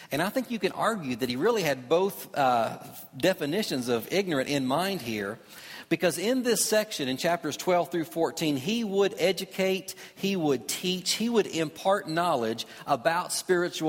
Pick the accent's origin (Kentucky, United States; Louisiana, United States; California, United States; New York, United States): Kentucky, United States; where I grew up in Kentucky